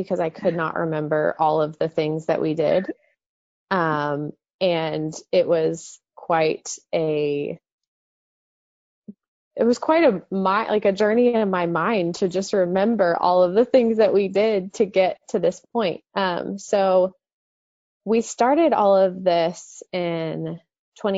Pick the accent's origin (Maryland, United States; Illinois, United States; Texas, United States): Texas, United States; Dallas; born or raised there